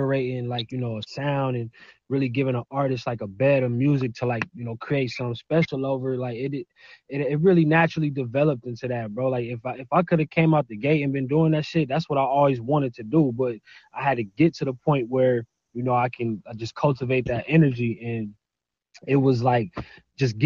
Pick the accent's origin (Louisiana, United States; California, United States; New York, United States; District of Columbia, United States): California, United States; Pasadena; also born or lived in Inland Empire, California; I'm from Cali, yeah, Pasadena, in between the IE. So I grew up I spent half of my life in Pasadena. It's like an hour east of LA, not even an hour. And then I moved to the IE when I turned like 13